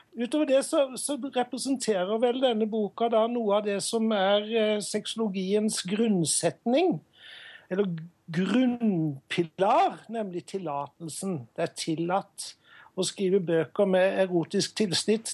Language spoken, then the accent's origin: Norwegian; Sørlandet, Southern Norway, Norway; Men jeg er jo fra Sørlandet